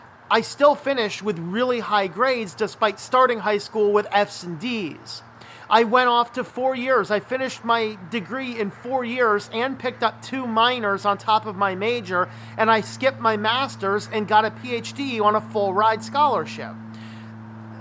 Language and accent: English; United States